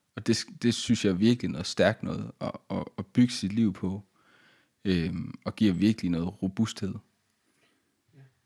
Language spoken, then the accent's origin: Danish; Denmark; som dansker